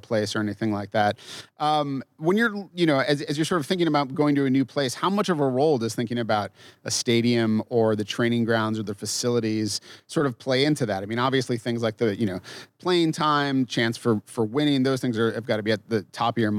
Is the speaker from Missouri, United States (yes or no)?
no; Massachusetts, United States; now in Minnesota, United States; I grew up in Massachusetts, and when I moved to Minnesota